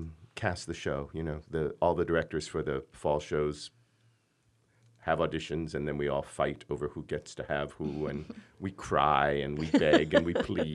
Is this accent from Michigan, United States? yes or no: yes; Michigan, United States; "Where are you from?" And I would say, "Michigan."